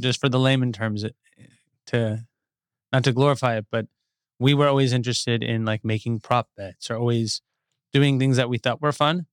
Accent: Westlake Village, California, United States; I grew up in Westlake Village.

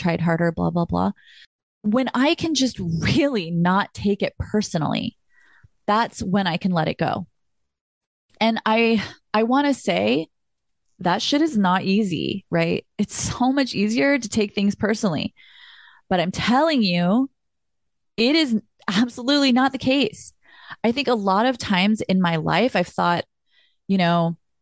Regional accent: California, United States; I'm so from California

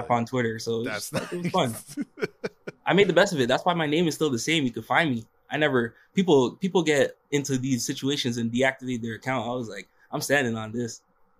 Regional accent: Toronto, Ontario, Canada; RJ Barrett's from the city. I'm from Toronto.

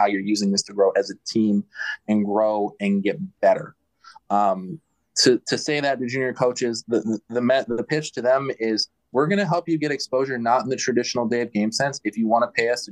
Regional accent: Baltimore, Maryland, United States; moved away; also born or lived in North Dakota; I'm from Baltimore

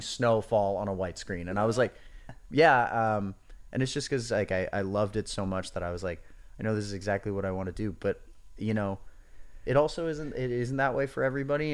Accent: Hoboken, New Jersey, United States; I grew up in Hoboken, New Jersey

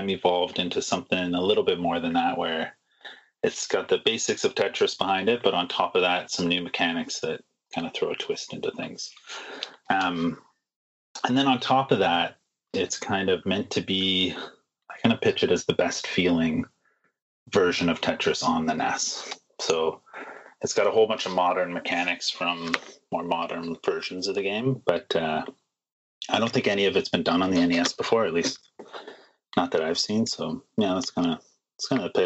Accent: Toronto, Ontario, Canada; now in Vancouver, Canada; But I grew up in Toronto

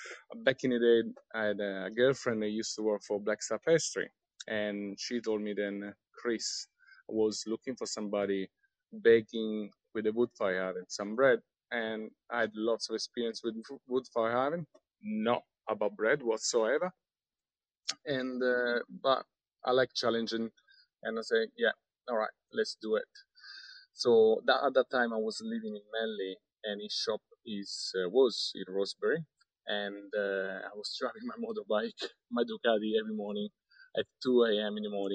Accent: Rome, Lazio, Italy; Sydney was another metropolis, I'm from Rome. Rome obviously has a lot of history, but, I've been traveling around the world.

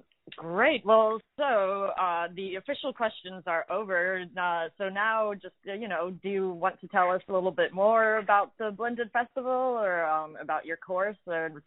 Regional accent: Duluth, Minnesota, United States; So I am from Duluth.

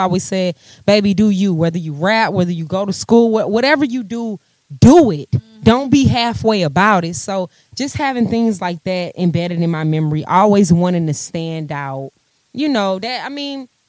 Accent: St. Louis, Missouri, United States; now in Atlanta, United States; St. Louis, my hometown

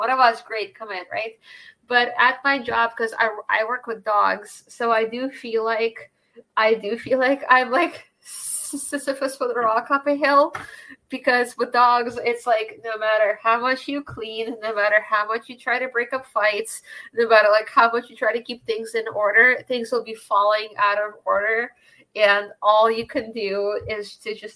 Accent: Bay Area, California, United States; moved away as an adult; now in Boston, United States; I grew up in the Bay Area

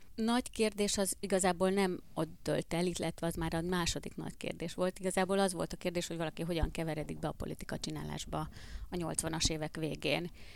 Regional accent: Hungary; also born or lived in Budapest; amikor én egyébként vidékiként Budapestre kerültem tanulni

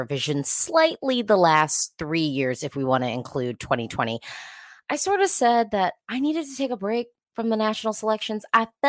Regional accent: United States; me being an American Eurovision fan

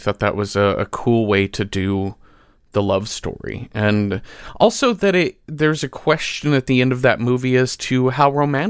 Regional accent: Mesquite, Texas, United States; We grew up in Mesquite, Texas, a suburb of Dallas.

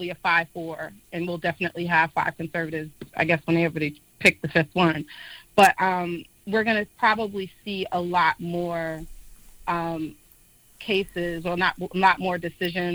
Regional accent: New York City, New York, United States; now in Washington, D.C., United States; I was born and raised in Harlem, New York

